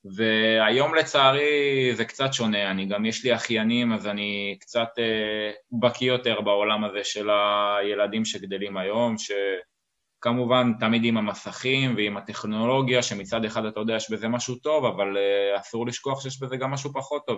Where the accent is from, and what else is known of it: Rishon LeZion, Central District, Israel; born or raised there; moved away as an adult; now in Portugal